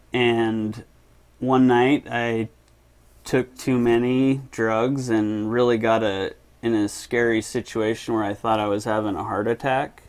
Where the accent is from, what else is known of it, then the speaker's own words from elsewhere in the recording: Murray, Utah, United States; also born or lived in Seattle, Washington; Grew up in Murray